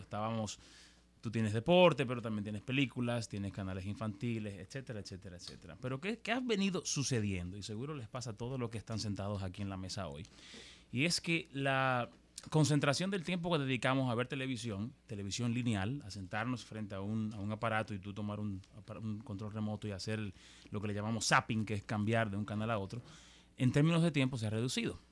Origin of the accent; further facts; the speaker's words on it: Dominican Republic; nosotros en República Dominicana no somos, somos un país de habla hispana